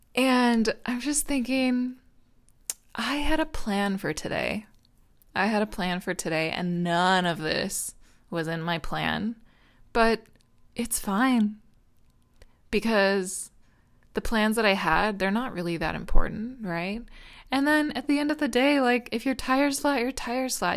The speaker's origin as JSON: {"language": "English", "country": "United States", "said": "I'm American"}